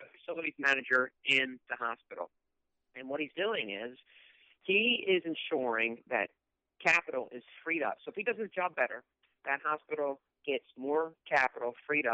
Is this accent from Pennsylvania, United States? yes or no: yes; King of Prussia, Pennsylvania, United States; growing up in the Cuna Prussia area outside of Philadelphia